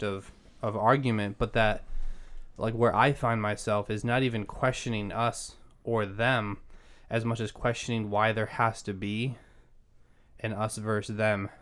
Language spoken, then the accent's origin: English; Massachusetts, United States; moved away; also born or lived in Maryland / Pennsylvania; I grew up in Massachusetts